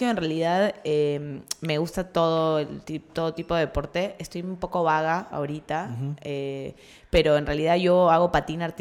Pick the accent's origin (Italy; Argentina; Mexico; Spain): Argentina; moved away as an adult; now in Peru; Cuando era chica y vivía en Argentina